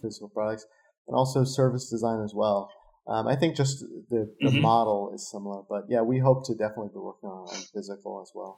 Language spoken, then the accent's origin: English; San Diego, California, United States; now in Los Angeles, United States; I'm from San Diego and live